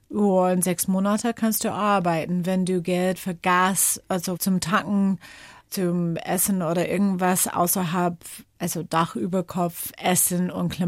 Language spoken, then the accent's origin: German; Washington, United States; German is a second language; Geprägt haben mich meine Jugend in den Bergen rund um Seattle